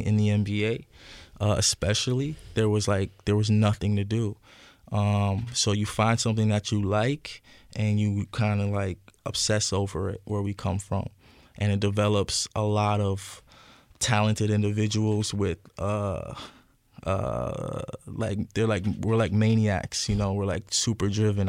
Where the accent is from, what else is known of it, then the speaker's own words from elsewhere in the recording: Ajax, Ontario, Canada; moved away as an adult; also born or lived in Scarborough, Ontario / Parkdale, Toronto; where my mother raised me is Ajax